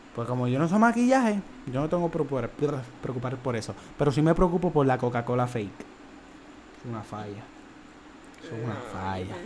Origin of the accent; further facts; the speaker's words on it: Trujillo Alto, Puerto Rico; Nosotros somos de Trujillo